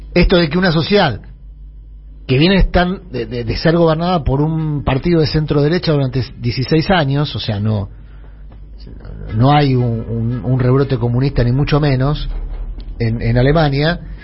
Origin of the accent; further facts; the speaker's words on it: Buenos Aires, Argentina; Yo me crié entre Humirato y los Incas